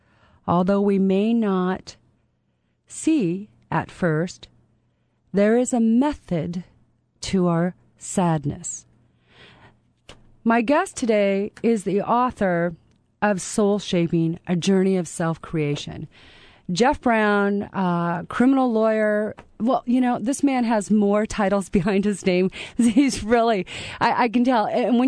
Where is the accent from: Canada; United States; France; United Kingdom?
Canada; moved away; You know, I'm a Canadian